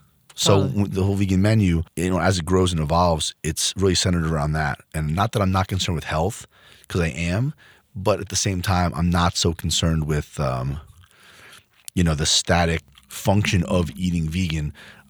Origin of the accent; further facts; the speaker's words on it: Freehold, New Jersey, United States; Like, I grew up in Freehold.